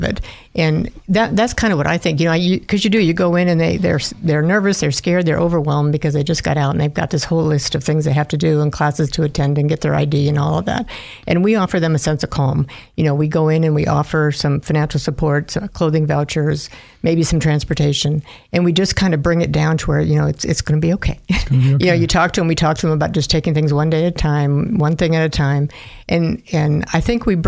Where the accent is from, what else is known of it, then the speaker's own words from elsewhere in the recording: Minnesota, United States; now in Idaho, United States; I'm from the Midwest, from Minnesota originally